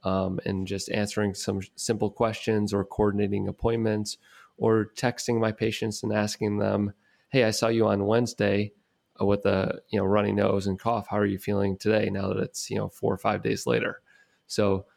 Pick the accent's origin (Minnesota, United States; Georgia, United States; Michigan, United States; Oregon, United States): Michigan, United States; Detroit; my hometown in Detroit